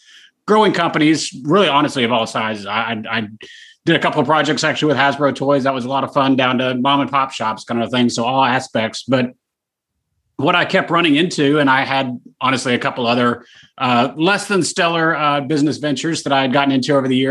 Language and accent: English; Dallas, Texas, United States; Born and raised, yeah, here forever